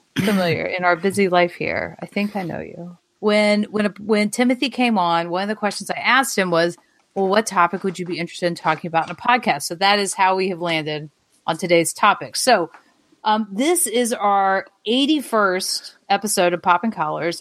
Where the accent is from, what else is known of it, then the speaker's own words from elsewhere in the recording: Alabama, United States; accent: Alabama; now in Alexandria, United States; my Alabama accent